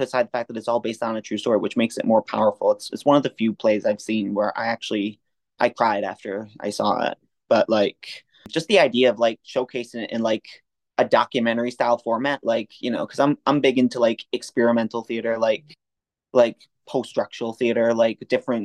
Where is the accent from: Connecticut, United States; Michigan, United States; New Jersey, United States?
Connecticut, United States; also born or lived in upstate New York; now in New York City, United States; I grew up in Connecticut.